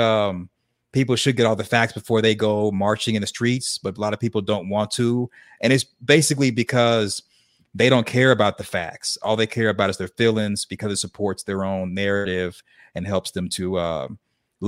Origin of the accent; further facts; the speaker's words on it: Arkansas, United States; where I grew up in Arkansas, we were real religious